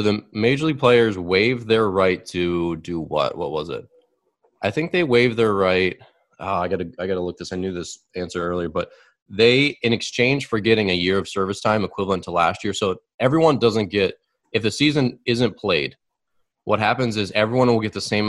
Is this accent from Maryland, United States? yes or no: yes; Baltimore, Maryland, United States; My dad loved watching the Orioles. I mean, we're from Baltimore